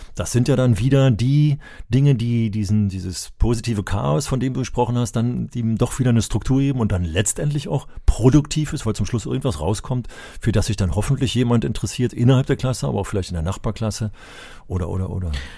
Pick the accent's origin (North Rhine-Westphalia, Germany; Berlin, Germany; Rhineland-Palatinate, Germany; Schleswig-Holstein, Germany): Berlin, Germany; ich bin ja in Berlin aufgewachsen